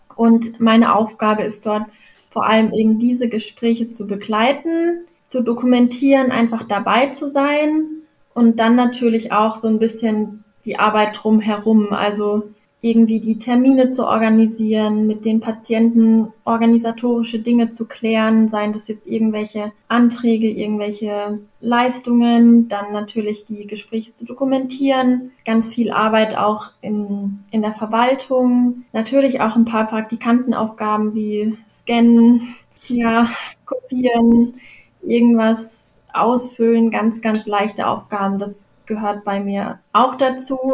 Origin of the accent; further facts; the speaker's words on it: Karlsruhe, Baden-Württemberg, Germany; moved away as an adult; also born or lived in Freiburg; now in Hamburg, Germany; Also ich komme aus Karlsruhe, eigentlich mitten, mitten aus der Stadt